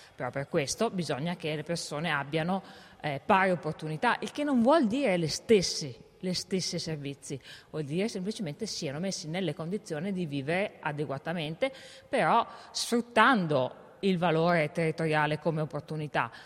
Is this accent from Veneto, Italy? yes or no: no; Val di Fiemme, Trentino-Alto Adige, Italy; also born or lived in Innsbruck; Io sono nata nelle Dolomiti, sono originaria della Val di Fiemme